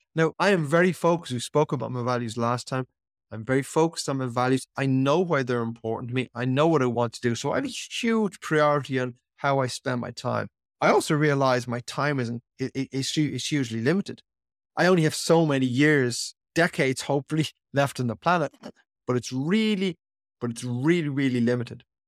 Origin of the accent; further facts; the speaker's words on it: Ireland; how I was brought up in Ireland as a young boy